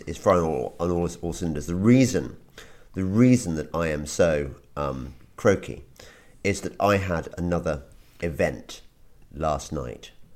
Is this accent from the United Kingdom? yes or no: yes; England, United Kingdom; as an Englishman